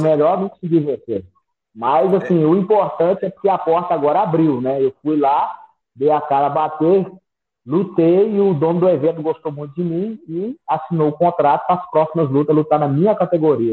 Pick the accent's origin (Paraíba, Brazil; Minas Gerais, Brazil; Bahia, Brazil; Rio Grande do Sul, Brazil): Minas Gerais, Brazil; Sete Lagoas; also born or lived in Brasília; Eu, eu sou natural de Sete Lagoas, nascido e criado aqui